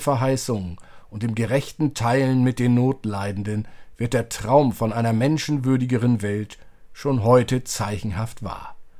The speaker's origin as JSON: {"language": "German", "country": "Germany", "said": "wir als Deutsche"}